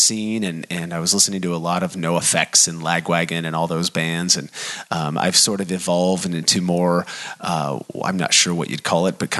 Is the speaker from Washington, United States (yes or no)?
yes; Bellingham, Washington, United States; I'm from Bellingham, so there's kind of a hometown feel there